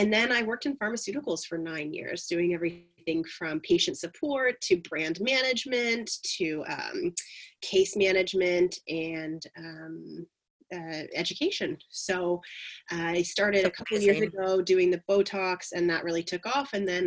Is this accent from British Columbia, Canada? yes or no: no; north of Belleville, Ontario, Canada; also born or lived in Montreal / Kingston; I grew up a little bit north of Belleville